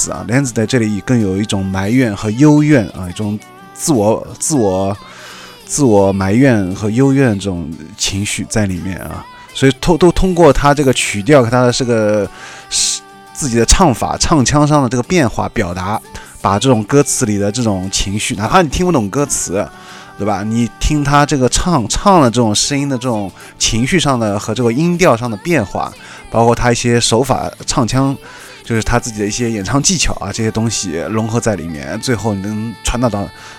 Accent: China; 作为一个中国人来说，你可以完全完全听不懂他的一句日文歌词

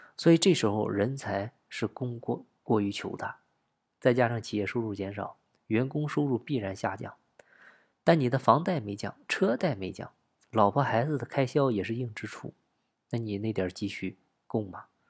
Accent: China; 我们中国人大多数从出生都是活在持续增长的大环境中

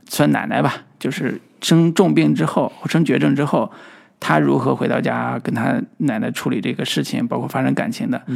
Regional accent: China; 我们，我们中国人，对吧嗯。本土的中国人

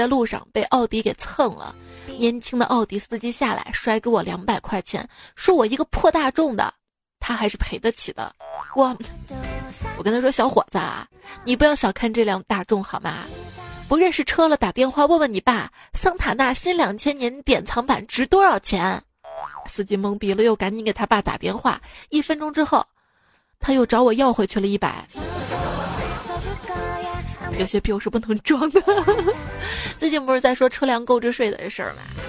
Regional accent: China; 这每当春节临近。我们中国人就会自觉地遵循一些流传很久的传统习俗，比如说备年货、贴春联、包饺子

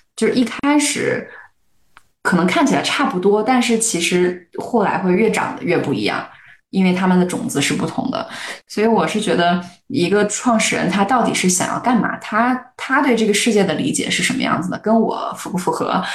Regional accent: a small city in Shandong, China; moved away as an adult; also born or lived in United States; 我一个在 山东小城市长大， 然后还经历过高考，虽然我我在美国念的大学的这样的一个人

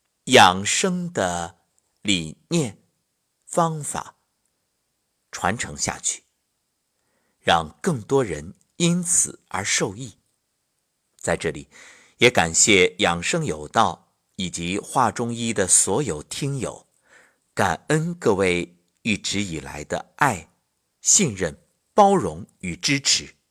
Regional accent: China; 我们每个人都在今天充满着自豪与骄傲，因为我是中国人。

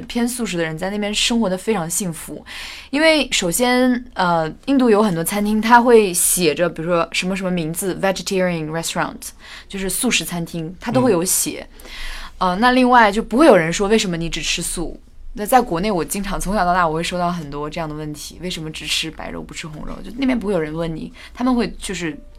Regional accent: Inner Mongolia, China; 小时候在内蒙古长大

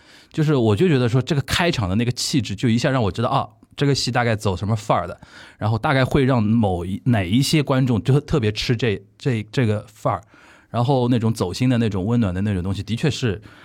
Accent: Shanghai, China; 我们上海人

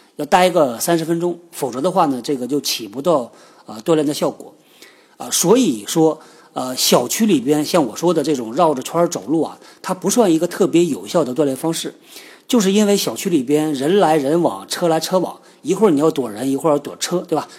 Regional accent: China; 是我们中国人开发的

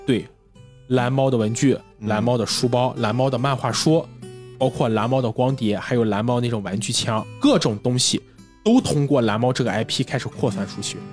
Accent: China; 我们中国人

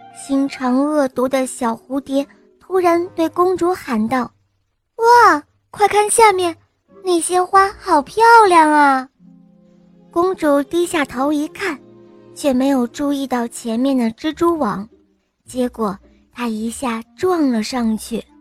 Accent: Qingdao, Shandong, China; 我六岁了，我来自青岛

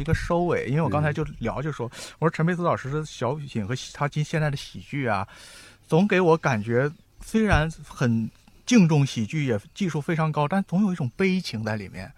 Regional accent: Northeast China, China; 我们东北人都不知道酒黄这种东西

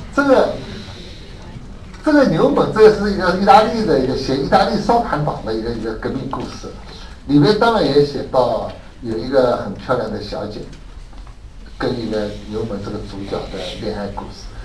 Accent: Shanghai, China; 我是上海人

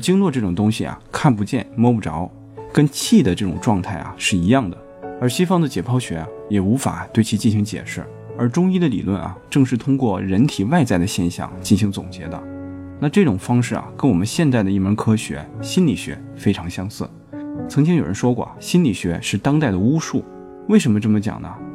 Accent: China; 我们中国人

